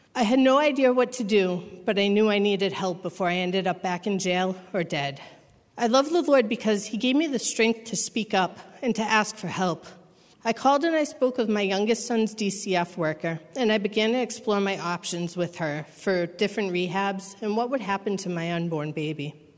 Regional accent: Massachusetts, United States; I'm from Massachusetts

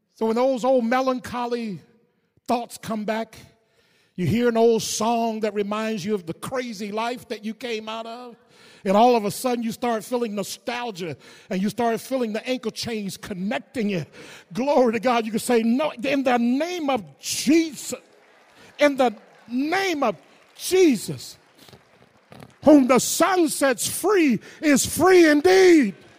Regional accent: the South, United States; growing up in the South, my parents were sharecroppers

